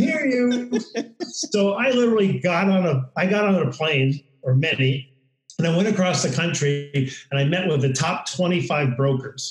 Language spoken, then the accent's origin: English; New York, United States; now in San Diego, United States; I grew up in New York